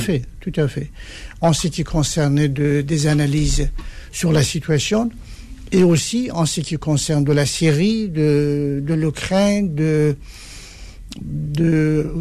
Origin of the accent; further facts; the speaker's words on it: Iran; moved away as an adult; now in France; le moment que j'ai quitté l'Iran